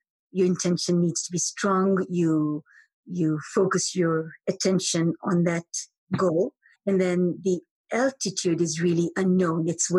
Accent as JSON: {"language": "English", "town": "Moshi", "region": "Kilimanjaro", "country": "Tanzania", "tie": "born or raised there", "said": "I grew up in Moshi, Tanzania, and every morning I would peer through the window to always see the mountain."}